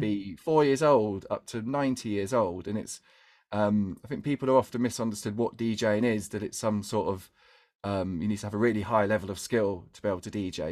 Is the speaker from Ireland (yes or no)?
no; London, United Kingdom; I grew up in East London